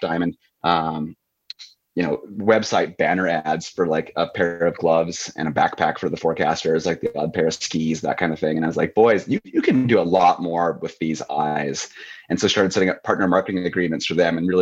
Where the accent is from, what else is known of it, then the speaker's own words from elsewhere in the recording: Missoula, Montana, United States; moved away as an adult; also born or lived in Utah; now in Canada; I'm an American through and through, Missoula, Montana kid.